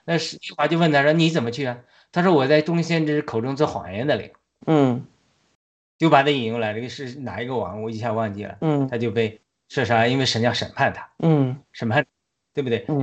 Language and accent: Chinese; China; 我们中国人虽然是据说是传说是亚伯拉罕后裔中一派